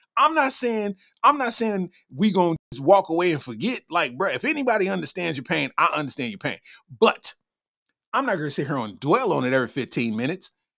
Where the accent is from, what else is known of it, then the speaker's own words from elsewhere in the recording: Lexington, Kentucky, United States; I'm from Lexington, Kentucky